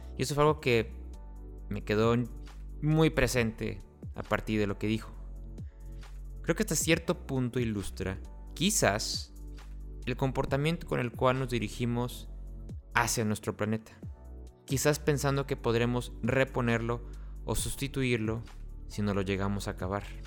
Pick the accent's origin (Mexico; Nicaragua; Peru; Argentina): Mexico; Tampico, Tamaulipas; yo soy de Tampico, entonces también ahí somos costa.